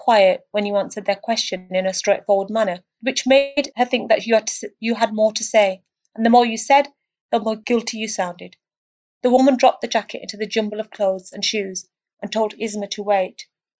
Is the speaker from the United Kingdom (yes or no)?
yes; United Kingdom; As a Brit, I don't distinguish between one Muslim and another.